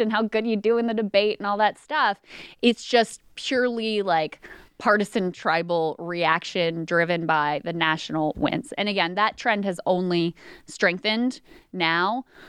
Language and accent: English; King George County, Virginia, United States; I was born and raised in King George County, Virginia